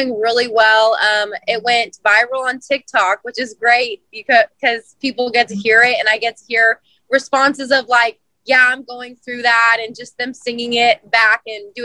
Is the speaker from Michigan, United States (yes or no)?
no; Central Valley, California, United States; Growing up in the Central Valley, you know, you had the California dairy commercials